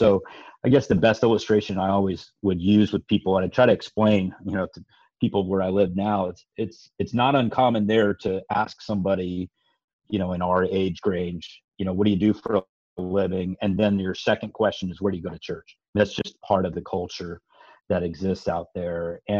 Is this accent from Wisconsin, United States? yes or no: no; Seattle, Washington, United States; moved away as an adult; also born or lived in California / Boulder, Colorado / New Jersey / Tennessee; now in Sacramento, United States; So I grew up in Seattle, Washington, was the son of a university professor and an atheist for a good chunk of my life